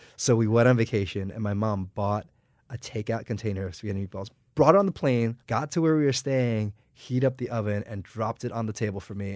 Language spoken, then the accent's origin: English; United States; I was born and raised in the United States